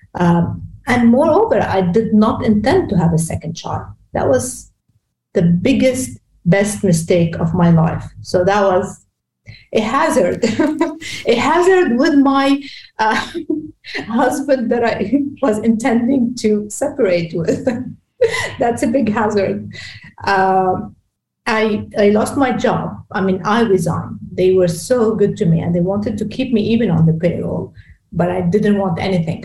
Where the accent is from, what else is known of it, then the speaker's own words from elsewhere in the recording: Beirut, Beirut Governorate, Lebanon; English is a second language; I'm from Lebanon. I was born in Lebanon, in Beirut. So Beirut is B city is my city